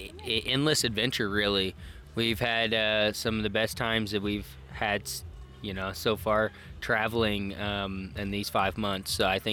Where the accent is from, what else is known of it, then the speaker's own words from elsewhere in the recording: Indiana, United States; I'm from Indiana.